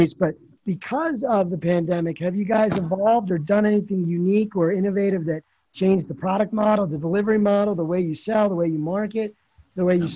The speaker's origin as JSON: {"language": "English", "town": "Philadelphia", "region": "Pennsylvania", "country": "United States", "also_born_or_lived": "Marlton, New Jersey", "said": "I'm from Philadelphia"}